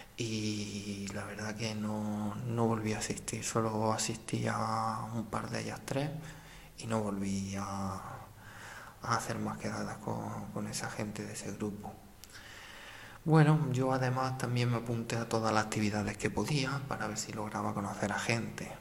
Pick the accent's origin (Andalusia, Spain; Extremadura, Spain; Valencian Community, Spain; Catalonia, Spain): Andalusia, Spain; a village in the province of Jaén; moved away as an adult; also born or lived in Beas de Segura; un pueblo de mi misma provincia